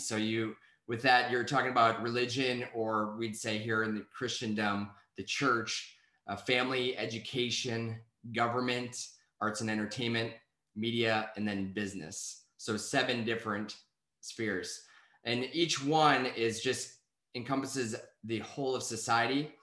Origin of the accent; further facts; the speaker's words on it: Wisconsin, United States; I'm from Wisconsin